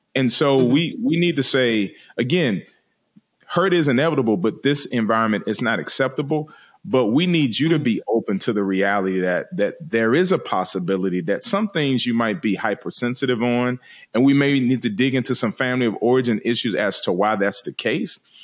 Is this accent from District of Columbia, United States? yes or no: yes; Washington, District of Columbia, United States; moved away; I'm from originally from Washington D.C.